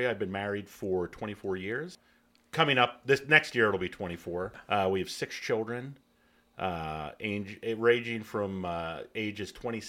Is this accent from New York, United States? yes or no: no; North Annville, Pennsylvania, United States; also born or lived in Lebanon, Pennsylvania; I was born in Lebanon, Pennsylvania, much like probably most people in Lebanon County. And I grew up in North Annville, went to Annville Cleona Elementary and High School.